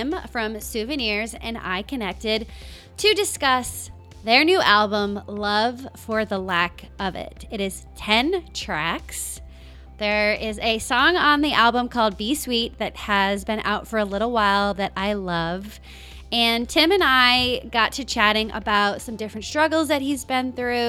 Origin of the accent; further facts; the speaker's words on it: Rhode Island, United States; moved away as an adult; also born or lived in Los Angeles; I grew up in Rhode Island and then I moved to Los Angeles